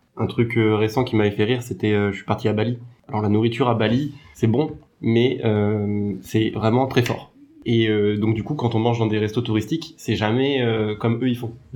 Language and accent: French; France; qu'on est français